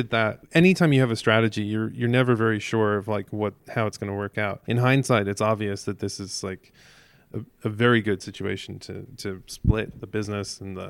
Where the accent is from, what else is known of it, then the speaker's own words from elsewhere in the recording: Ireland; I grew up in Ireland.